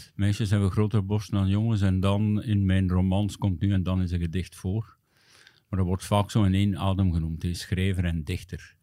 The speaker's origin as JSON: {"language": "Dutch", "town": "Hamme", "region": "Flanders", "country": "Belgium", "tie": "born or raised there", "said": "ik ben opgegroeid in de jeugd van Vigor Hamme, hè, de club van mijn thuisdorp"}